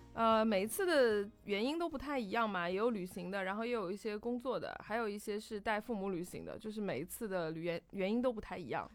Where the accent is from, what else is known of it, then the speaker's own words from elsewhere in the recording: China; 大陆年轻人可能也没有说什么我的家乡的这个概念了